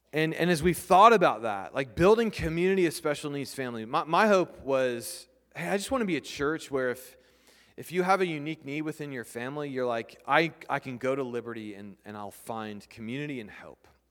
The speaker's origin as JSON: {"language": "English", "country": "United States", "said": "We're not British. We're English, or we're American"}